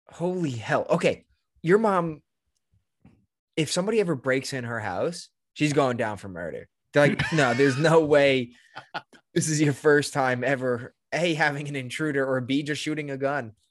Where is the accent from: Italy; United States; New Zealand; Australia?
Italy; Sicily; That's what we're from Sicily.